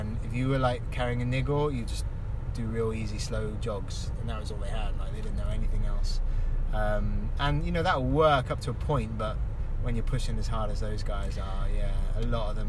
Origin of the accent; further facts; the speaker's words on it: London, United Kingdom; moved away as an adult; also born or lived in Kenya; now in Blaenau Ffestiniog, United Kingdom; I'm from England, born and bred in London